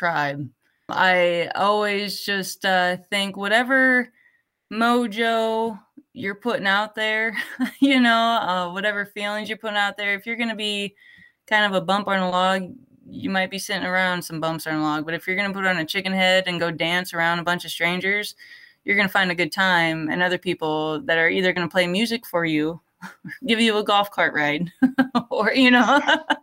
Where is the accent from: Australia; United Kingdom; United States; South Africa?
United States; Midwest; I grew up in the Midwest